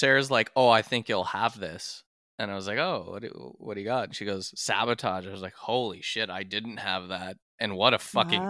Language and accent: English; Canada; We are Canadian